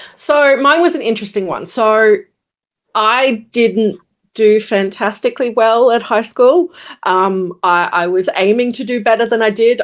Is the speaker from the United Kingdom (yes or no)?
no; Brisbane, Queensland, Australia; I am based in Brisbane, Queensland, Australia, born, raised, lived. Uh, never moved